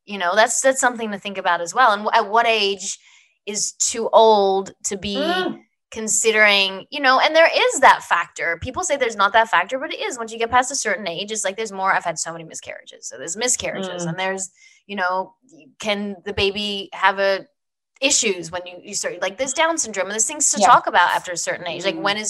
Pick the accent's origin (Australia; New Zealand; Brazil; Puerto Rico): Australia; moved away as an adult; now in United States; Very small story is I was on Young and the Restless, came over from Australia, came to the States, didn't have a green card, didn't have anything.